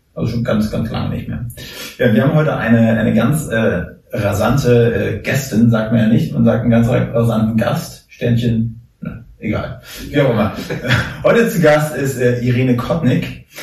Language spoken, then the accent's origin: German; Mecklenburg-Vorpommern, Germany; da Erik und ich aus MacPom sind